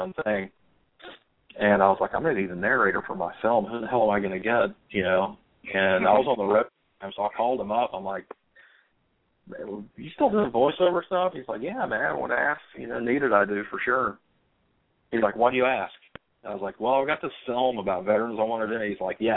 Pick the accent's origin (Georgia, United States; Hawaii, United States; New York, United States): Georgia, United States; Atlanta; We grew up in Atlanta together